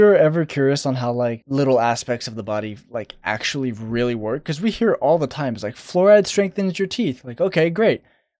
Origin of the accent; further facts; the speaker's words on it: Phoenix, Arizona, United States; I grew up in Phoenix